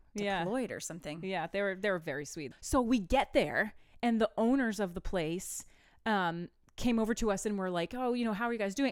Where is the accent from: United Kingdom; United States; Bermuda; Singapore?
United States; Maine; the band is all we're all from Maine.